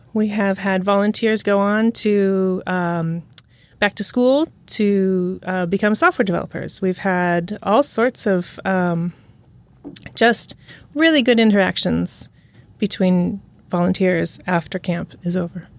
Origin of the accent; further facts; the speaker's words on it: Santa Rosa, California, United States; I grew up in Santa Rosa, California